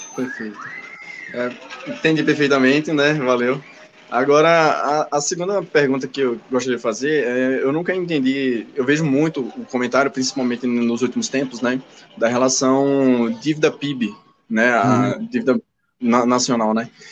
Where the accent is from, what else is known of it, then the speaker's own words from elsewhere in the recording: Aracaju, Sergipe, Brazil; now in Brasília, Brazil; Eu estou falando de Brasília, mas na verdade eu sou sergipano, né? Aracajuano